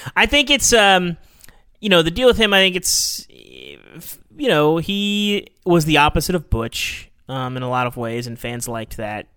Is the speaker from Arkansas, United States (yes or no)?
yes; Arkansas, United States; I grew up in Arkansas